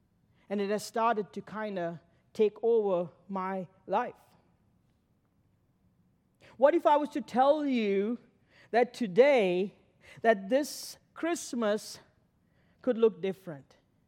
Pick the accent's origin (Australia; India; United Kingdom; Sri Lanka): Sri Lanka; now in Pittsburgh, United States; I came to Pittsburgh in 95, I came in and it was a culture shock getting to know the culture. And I came from Sri Lanka, a long ways from here.